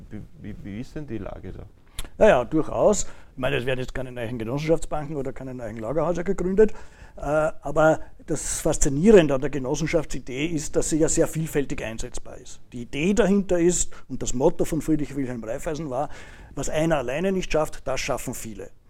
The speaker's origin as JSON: {"language": "German", "region": "Vienna", "country": "Austria", "said": "Persönlich, äh, ich bin äh, Wiener, fühle mich auch sehr wohl in Wien."}